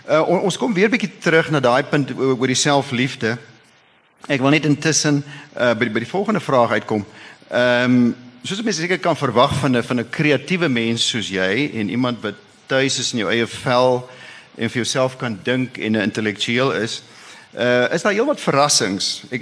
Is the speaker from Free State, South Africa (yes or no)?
yes; Free State, South Africa; Nou daar waar ek vandaan kom in die Vrystaat en met die Heidelbergse Katekismes is ons geleer ons hooftaak is om God en die naaste te dien.